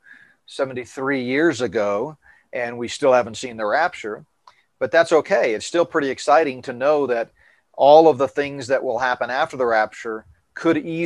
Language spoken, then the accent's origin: English; Northeast, United States; moved away; I grew up in the Northeast, taking field trips to New York all the time